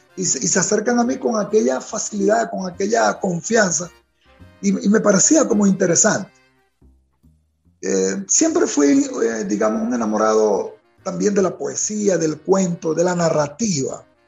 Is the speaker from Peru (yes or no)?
no; Venezuela; me siento como un gran venezolano